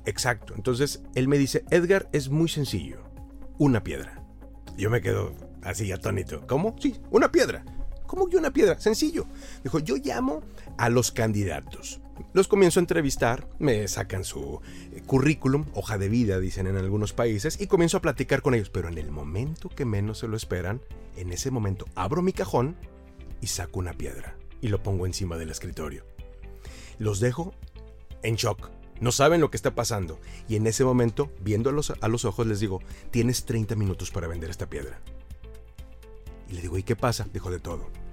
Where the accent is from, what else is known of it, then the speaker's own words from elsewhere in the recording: Aguascalientes, Mexico; una empresa en la ciudad donde yo crecí, en Aguascalientes